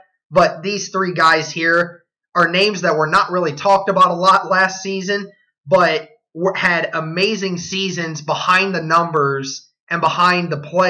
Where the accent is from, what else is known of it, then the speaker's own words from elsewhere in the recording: United States; we as an American society